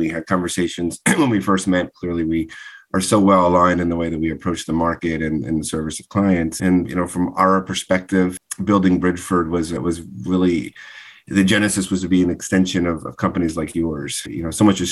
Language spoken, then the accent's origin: English; Northeast, United States; I'm a Northeast person.